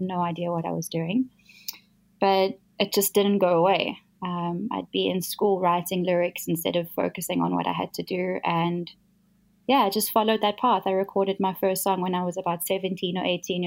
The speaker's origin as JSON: {"language": "English", "town": "Johannesburg", "region": "Gauteng", "country": "South Africa", "tie": "born or raised there", "said": "So I was born in Joburg. I've grown up here my whole life."}